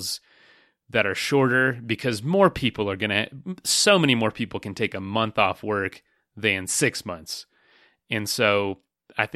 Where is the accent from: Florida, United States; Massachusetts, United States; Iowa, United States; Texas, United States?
Florida, United States; moved away; also born or lived in western United States; I'm from Florida and I live close to parts of the trail